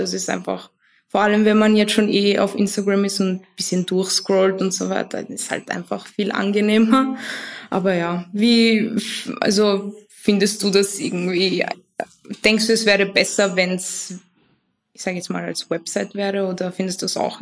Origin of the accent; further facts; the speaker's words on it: Vienna, Austria; ich komme aus Wien. Ähm, ich bin auch hier geboren, meine Eltern nicht.